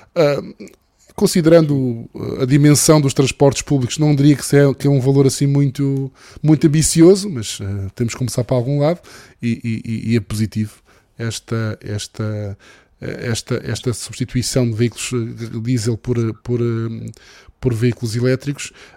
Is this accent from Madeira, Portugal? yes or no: yes; Madeira, Portugal; moved away; Eu, como madeirense e como utilizador de veículos elétricos na Madeira